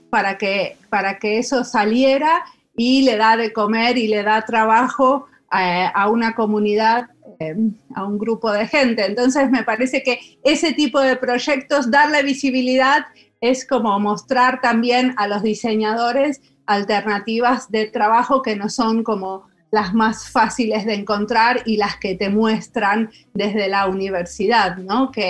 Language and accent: Spanish; Argentina; moved away as an adult; now in Finland; Em, cuando yo vine acá en Argentina, un dólar, un euro y un peso valían lo mismo. Yo me acababa de recibir de diseñadora industrial en la UBA y no había trabajo para nosotros